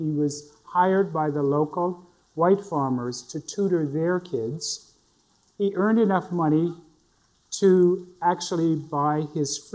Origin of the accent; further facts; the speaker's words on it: Northampton County, North Carolina, United States; I was born in Northampton County in this very, very small town of Potokasi. And I went to elementary school there. I went to high school in the neighboring town of Rich Square